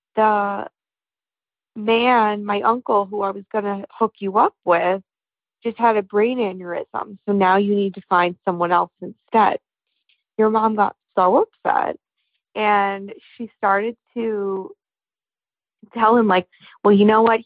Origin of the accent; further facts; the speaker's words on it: New York, United States; I'm from New York